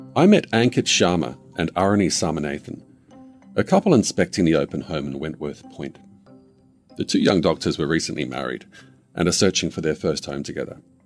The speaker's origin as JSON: {"language": "English", "country": "New Zealand", "also_born_or_lived": "Australia", "moved": "as an adult", "said": "As a Kiwi"}